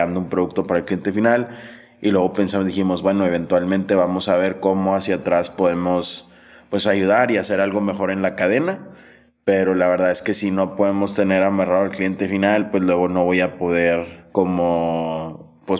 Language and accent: Spanish; Sonora, Mexico; born there; Yo, yo nací en Sonora